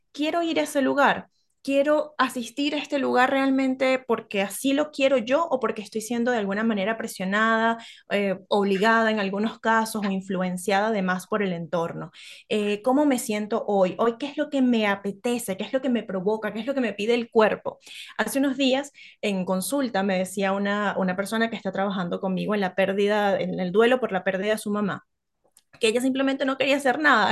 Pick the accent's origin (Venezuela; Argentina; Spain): Venezuela; now in Chile; soy venezolana, las arepas, que es nuestro plato tradicional